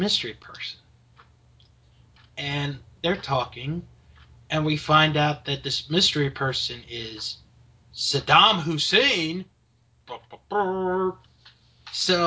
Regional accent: United States; I am an American

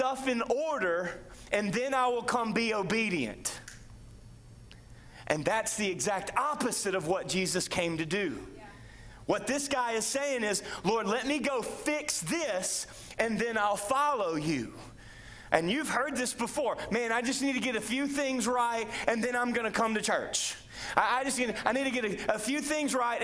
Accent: United States; I happen to be raised in the land of the free and the home of the brave

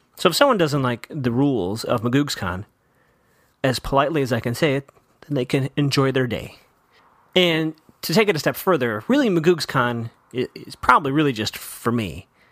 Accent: Chicago, Illinois, United States; I grew up in Chicago

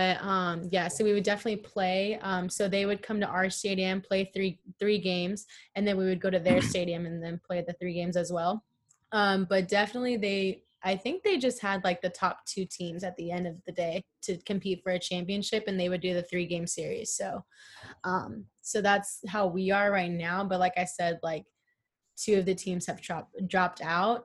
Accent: California, United States; also born or lived in Arizona; I'm from California

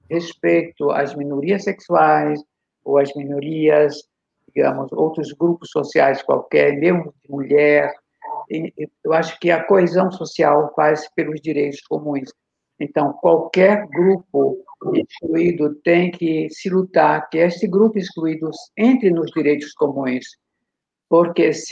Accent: Paraíba, Brazil; moved away as an adult; now in Paris, France

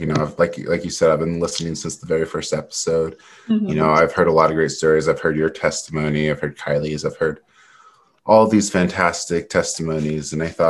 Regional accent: Utah, United States; born there; also born or lived in California / North Carolina; I was born in Utah, but right when I was born, I have a complicated family. So my dad at the time, he was in the military. And so we moved to California like a week after I was born.

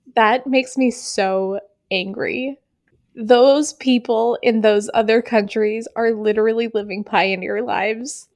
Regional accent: New Hampshire, United States; We are from New Hampshire

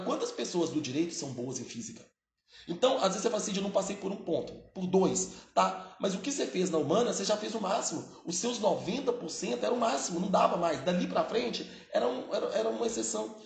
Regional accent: Belo Horizonte, Minas Gerais, Brazil; now in Ribeirão Preto, Brazil; eu não sou de Ribeirão Preto, tá? eu sou de Belo Horizonte.

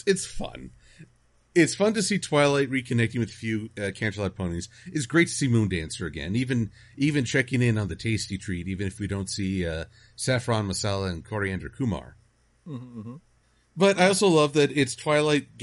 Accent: United States

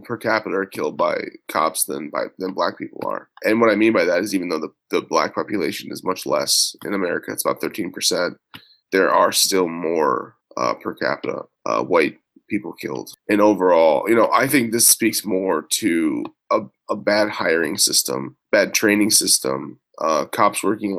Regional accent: Illinois, United States; Growing up in Illinois, I would say that racism is pretty non-existent, just from my experiences

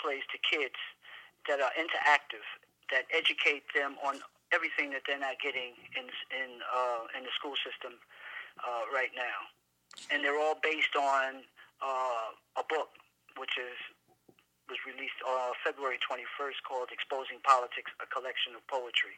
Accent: New York City, New York, United States; I'm from the Bronx, New York

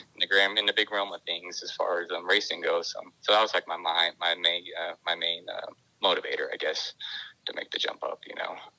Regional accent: California, United States; also born or lived in Texas; I grew up in California until I was about you know 10 or 11

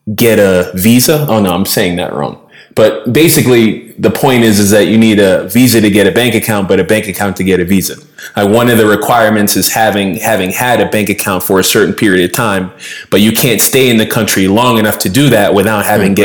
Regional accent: Boston, Massachusetts, United States; moved away as an adult; now in Loja, Ecuador; born and raised in Boston.

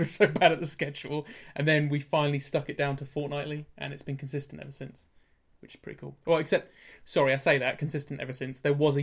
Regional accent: Norwich, East of England, United Kingdom; I'm from Norwich

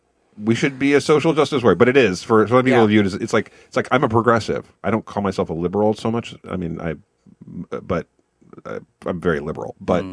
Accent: Kansas, United States; now in Missouri, United States; We are in Missouri. I'm from Kansas. I get to have I can see Kansas from here, essentially. And I get to watch my home state burn

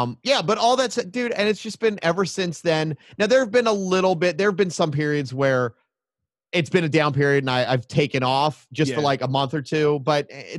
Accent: Baltimore, Maryland, United States; I grew up in Baltimore, too

